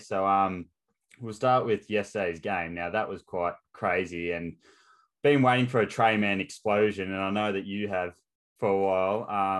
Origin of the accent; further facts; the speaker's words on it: Australia; as an Aussie